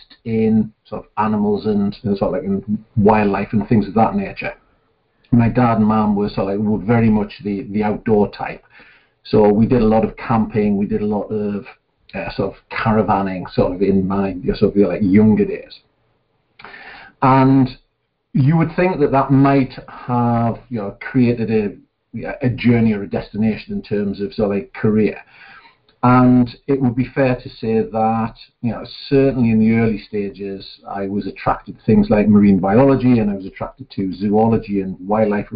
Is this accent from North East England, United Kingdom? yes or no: yes; Newcastle upon Tyne, North East England, United Kingdom; I was born in Gosforth, which is a small town just outside of Newcastle-upon-Tyne, which is on the northeast coast of England. And the official title for somebody who was born in that area is a Geordie.